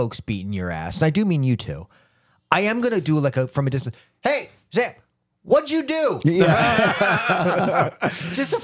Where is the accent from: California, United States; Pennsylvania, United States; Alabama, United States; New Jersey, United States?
New Jersey, United States; now in Tulsa, United States; I grew up in New Jersey